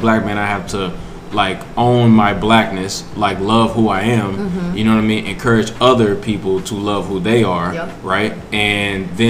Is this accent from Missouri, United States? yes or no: yes; St. Louis, Missouri, United States; I grew up in St. Louis, Missouri